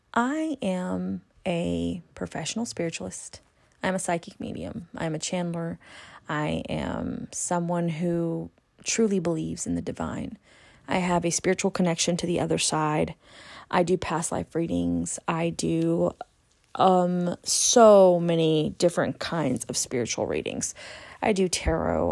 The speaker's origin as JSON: {"language": "English", "region": "California", "country": "United States", "tie": "born or raised there", "also_born_or_lived": "Texas", "moved": "yes", "said": "I was raised in California for many years. almost twenty years, actually. I was living in California since a very, very young age"}